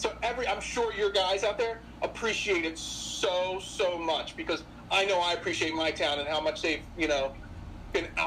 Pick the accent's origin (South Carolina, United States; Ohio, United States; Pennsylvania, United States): Pennsylvania, United States; you know I'm from Southern Chester County you know I have a pizza shop.